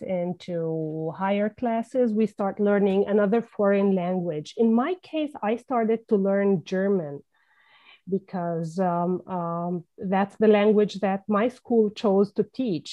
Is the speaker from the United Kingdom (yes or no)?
no; Palestine; first language Levantine Arabic; English is a second language; my first language is Levantine Arabic. It's the language spoken in Palestine, as I'm Palestinian.